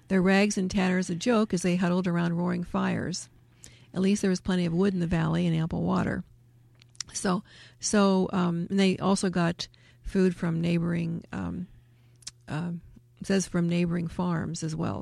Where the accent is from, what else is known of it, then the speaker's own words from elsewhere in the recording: United States; growing up in America